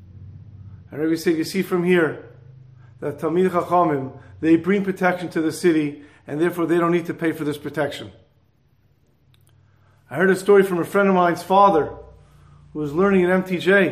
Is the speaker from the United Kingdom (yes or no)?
no; Montreal, Quebec, Canada; I'm from Montreal